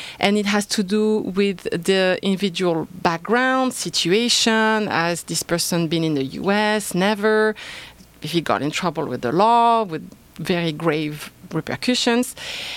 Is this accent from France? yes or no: yes; France; accent: French; English is a second language; moved away as an adult; I am originally from France, so an immigrant myself.